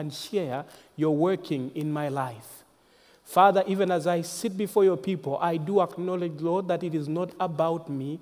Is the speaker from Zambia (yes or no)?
yes; Zambia; I was born in Zambia. Zambia is a nation in the southern part of Africa, central southern part of Africa, and that's where I come from